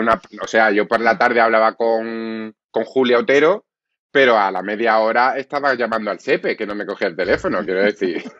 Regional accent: Málaga, Andalusia, Spain; Soy más malagueño que el cenachero. Yo me he criado en el Pimpi. Yo me he criado en esas ferias de Málaga

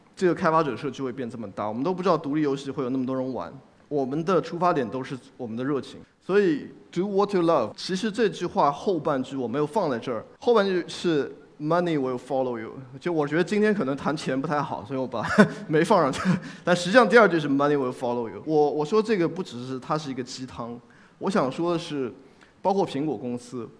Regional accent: China; 作为一个中国人

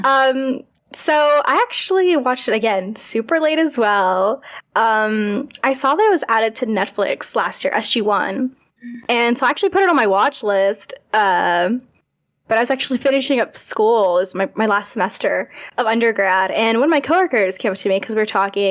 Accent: United States; I am American

